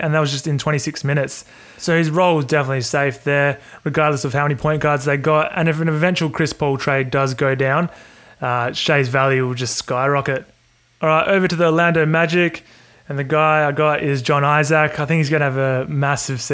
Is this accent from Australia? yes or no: yes; Australia; I'm from Australia, and we use like kilograms down here